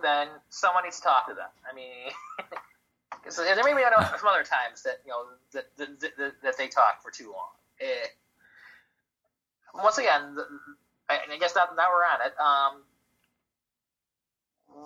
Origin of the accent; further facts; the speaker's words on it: Detroit, Michigan, United States; I'm from Detroit